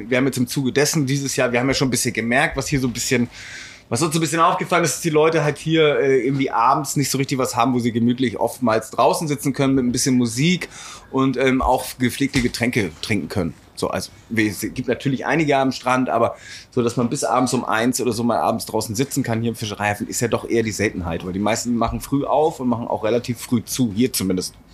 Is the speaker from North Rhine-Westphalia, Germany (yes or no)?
no; Travemünde, Schleswig-Holstein, Germany; Aus Travemünde als Souvenir.